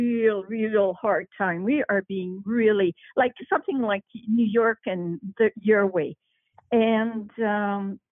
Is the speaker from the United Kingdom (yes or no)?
no; Canada; I'm from Canada.